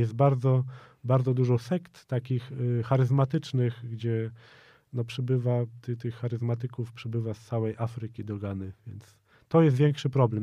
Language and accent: Polish; Poland; moved away as an adult; ja jestem z Polski